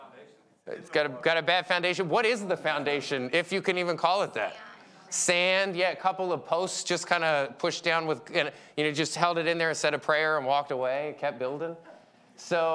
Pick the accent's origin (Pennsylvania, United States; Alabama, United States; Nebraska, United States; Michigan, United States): Pennsylvania, United States; Philadelphia; moved away; I'm from Philly